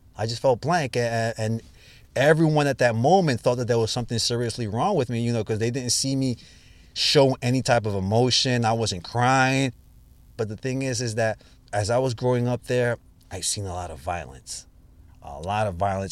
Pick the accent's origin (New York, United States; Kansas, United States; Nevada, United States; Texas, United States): New York, United States; New York City; Born and bred in the Bronx